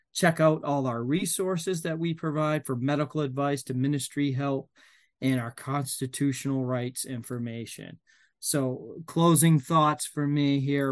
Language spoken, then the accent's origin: English; Maine, United States; I'm from Maine